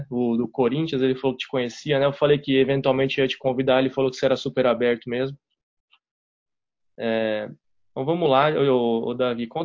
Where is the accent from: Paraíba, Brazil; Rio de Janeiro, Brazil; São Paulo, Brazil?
São Paulo, Brazil; Não, eu sou de São Paulo.